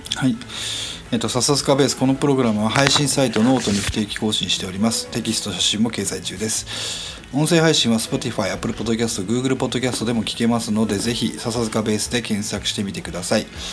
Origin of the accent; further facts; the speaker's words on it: Yokohama, Kanagawa, Japan; also born or lived in Yotsuya, Tokyo; now in Tokyo, Japan; 俺の地元っていうか俺が小学校を過ごしたのがあの、うん、横浜市の今俺の実家があるところではないところ